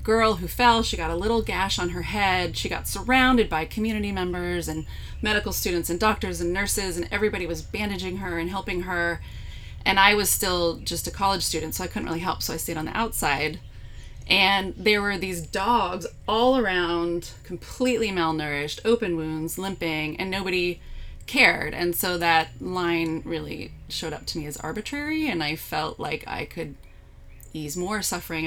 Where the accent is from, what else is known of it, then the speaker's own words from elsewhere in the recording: East Bay, California, United States; also born or lived in Davis, California; now in Santa Rosa, United States; back to my hometown. My dad still had the big house we grew up in, so there was room for me and my kids, and we could just regroup. So we lived there and figured out our next steps. So I was living in the East Bay.